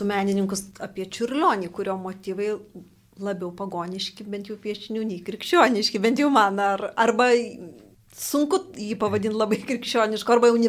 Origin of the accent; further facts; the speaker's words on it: Lithuania; mes kaip lietuviai